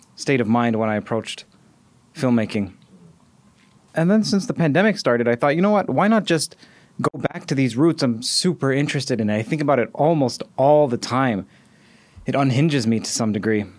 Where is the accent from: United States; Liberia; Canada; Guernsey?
Canada; Toronto, Ontario; I'm also from Toronto